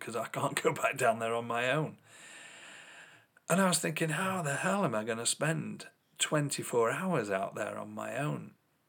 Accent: England, United Kingdom; As an English person

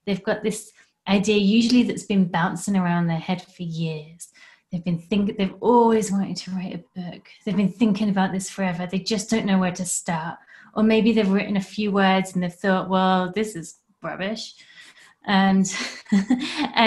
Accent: England, United Kingdom; now in Canada; I'm from England originally.

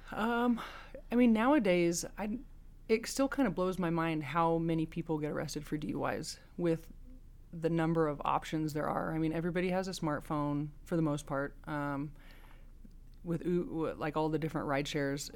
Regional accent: Oregon, United States; moved away as an adult; now in Nevada, United States; I'm originally from Oregon. I came down here back in two thousand six to go to the University of Nevada

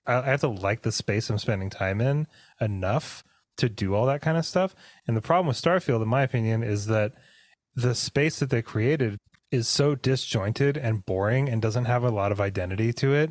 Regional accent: Pacific Northwest, United States; we grew up in the Pacific Northwest. It's not the coldest place in the world, but it gets pretty freaking cold up here.

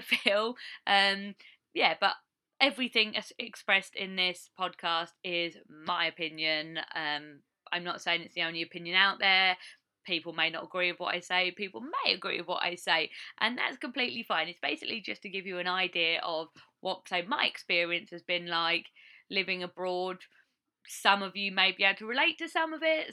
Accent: Essex, East of England, United Kingdom; moved away as an adult; now in Iowa, United States; I come from Essex, just outside of London in England, UK, and I've been living in Iowa, USA for around three years now on a green card.

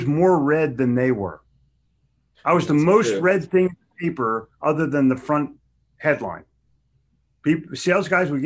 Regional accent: Haddonfield, New Jersey, United States; moved away; also born or lived in Philadelphia / Charlotte; I grew up in Haddonfield, New Jersey, where we had a grammar lesson in high school

